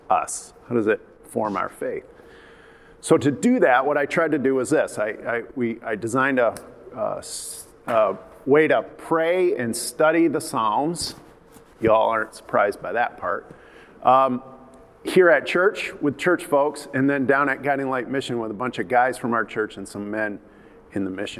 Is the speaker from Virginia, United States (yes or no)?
no; Byron Center, Michigan, United States; moved away as an adult; also born or lived in Turkey; my growing up in Byron Center